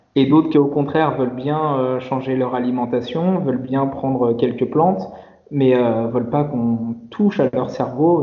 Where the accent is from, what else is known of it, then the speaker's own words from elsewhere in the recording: Paris, Île-de-France, France; moved away as an adult; also born or lived in Lyon region / Guadeloupe; J'ai grandi à Paris